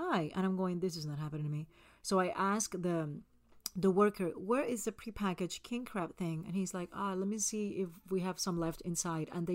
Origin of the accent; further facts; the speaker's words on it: Puerto Rico; Growing up in Puerto Rico